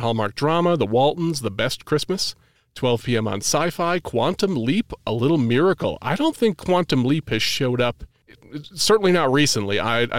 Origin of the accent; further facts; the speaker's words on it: New England, United States; I'm actually from New England. It's a wicked pisser.